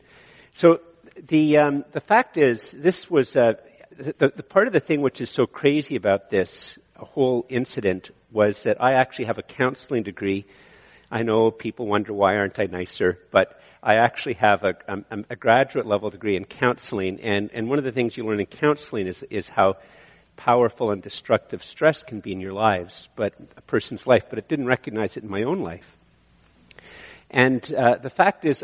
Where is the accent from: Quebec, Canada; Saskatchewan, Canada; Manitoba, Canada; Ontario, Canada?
Ontario, Canada; Eganville; moved away; I came from Eganville